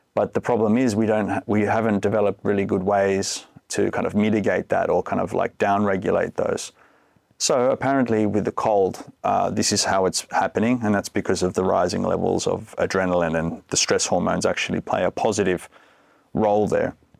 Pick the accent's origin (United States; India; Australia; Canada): Australia; moved away as an adult; now in Finland; I'm from Australia originally, been living here in Finland for fifteen years